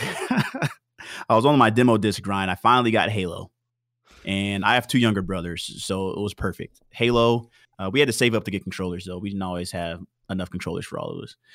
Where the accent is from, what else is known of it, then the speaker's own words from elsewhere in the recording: Houston, Texas, United States; I was born in Houston, Texas